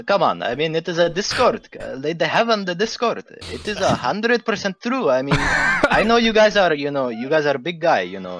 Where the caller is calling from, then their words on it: Baghdad, Baghdad Governorate, Iraq; English is a second language; I'm coming Baghdad, Iraq.